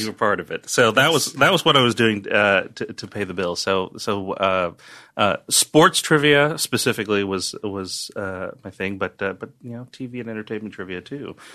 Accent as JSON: {"language": "English", "area": "New York / North Jersey", "region": "New Jersey", "country": "United States", "tie": "born or raised there", "also_born_or_lived": "Chinatown, New York / Bronx, New York / Bergen County, New Jersey / Yonkers, New York", "said": "Chinatown for, uh, f, first few years of my life. Then I went to high school in the Bronx. We lived in North Jersey"}